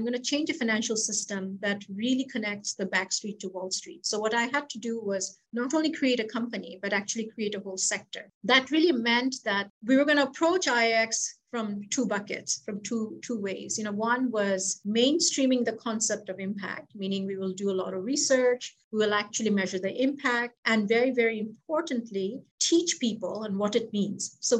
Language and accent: English; Bangladesh; moved away; also born or lived in Philippines / United States; I'm originally from Bangladesh and grew up there in the Philippines.